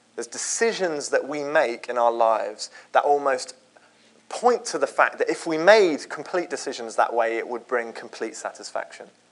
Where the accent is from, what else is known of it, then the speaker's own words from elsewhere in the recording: Croydon, London, United Kingdom; I grew up in Croydon.